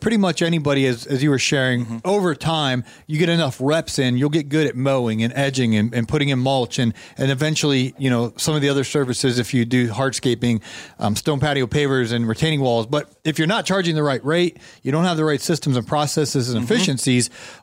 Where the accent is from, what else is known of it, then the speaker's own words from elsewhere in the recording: Ohio, United States; now in Atlanta, United States; grew up in Ohio, and I, I, remember this kind of weather